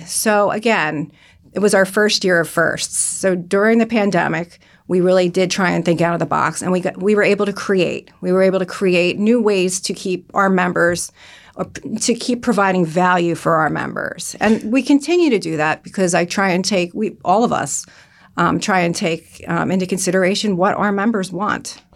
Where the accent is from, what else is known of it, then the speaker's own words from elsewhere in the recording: Bucks County, Pennsylvania, United States; moved away as an adult; now in New Jersey, United States; I'm originally from Bucks County